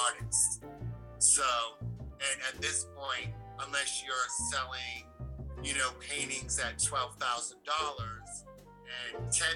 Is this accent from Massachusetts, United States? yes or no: yes; Taunton, Massachusetts, United States; moved away as an adult; also born or lived in Boston; now in Maine, United States; I'm originally from Taunton, Mass, which is south of Boston